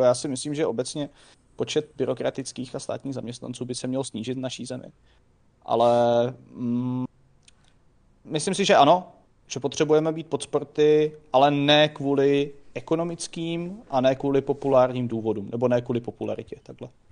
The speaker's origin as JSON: {"language": "Czech", "country": "Czechia", "said": "jako Češi"}